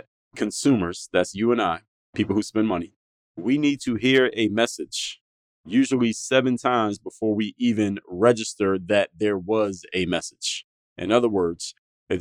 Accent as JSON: {"language": "English", "region": "Pennsylvania", "country": "United States", "moved": "yes", "lives_now": "Miami, United States", "said": "I live in Miami, Florida, but being that I'm from Pennsylvania"}